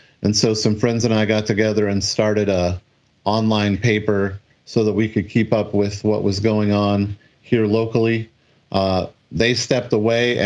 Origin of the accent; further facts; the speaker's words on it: Washington, United States; moved away as an adult; also born or lived in Dayton / Seattle / Taiwan / Maryland; moved back to Washington State